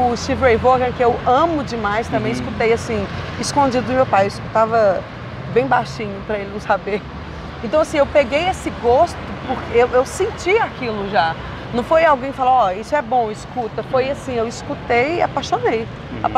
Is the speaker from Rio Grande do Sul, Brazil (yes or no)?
no; Belo Horizonte, Minas Gerais, Brazil; Eu sou de BH.